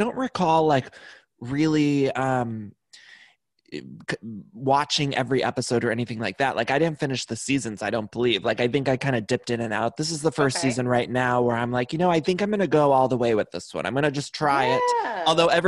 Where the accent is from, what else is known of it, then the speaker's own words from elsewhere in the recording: Cleveland, Ohio, United States; I'm from Cleveland, and it's like I ride hard for Cleveland